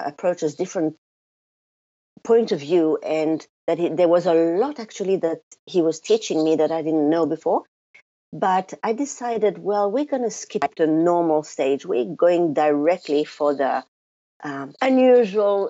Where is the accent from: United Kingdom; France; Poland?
France; now in New Zealand; the first thing that people notice about me is my funny accent. So even though I live in New Zealand now, I was born in France